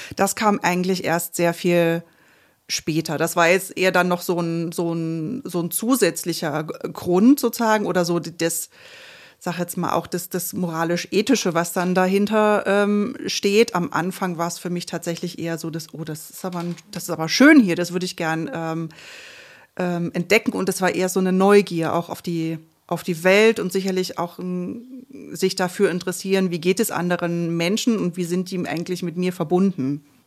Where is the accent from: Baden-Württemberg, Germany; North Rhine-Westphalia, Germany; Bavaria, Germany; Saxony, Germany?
Saxony, Germany; Görlitz; moved away as an adult; now in Leipzig, Germany; in meiner Heimatstadt Görlitz